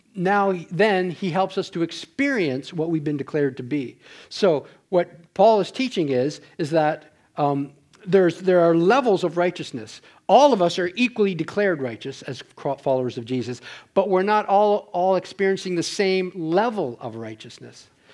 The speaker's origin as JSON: {"language": "English", "region": "Ontario", "country": "Canada", "moved": "yes", "said": "I'm from Ontario, we do that back there."}